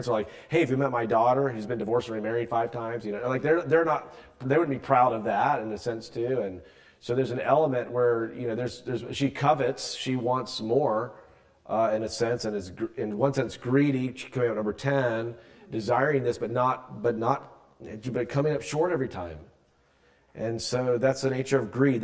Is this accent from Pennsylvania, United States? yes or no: no; South Carolina, United States; moved away; I'm from South Carolina originally, so I'm not really from here.